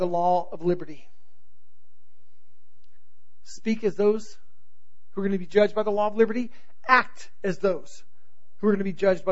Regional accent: Southern California, United States; also born or lived in North Carolina; I grew up in Southern California

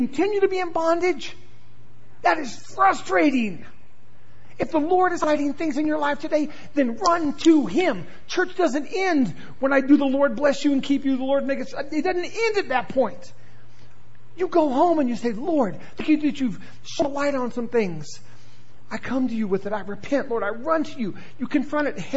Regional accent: the South, United States; I am from the South

